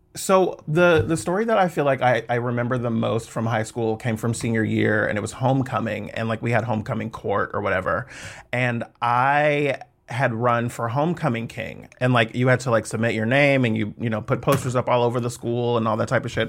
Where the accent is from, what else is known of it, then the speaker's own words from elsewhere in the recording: Fairfield, California, United States; moved away as an adult; also born or lived in Suisun City, California / Atlanta, Georgia; I grew up in the Bay Area, in Fairfield